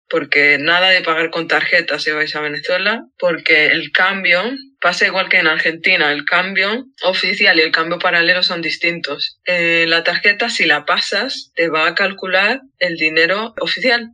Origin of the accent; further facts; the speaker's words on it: Madrid, Community of Madrid, Spain; sobre todo en el puente, que es de donde soy yo, que son las casas bajas. Yo siempre he, vivido en una casa baja con patio